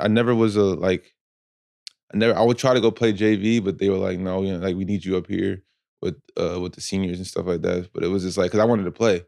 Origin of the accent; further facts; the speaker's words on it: Asbury Park, New Jersey, United States; I'm from Asbury Park, New Jersey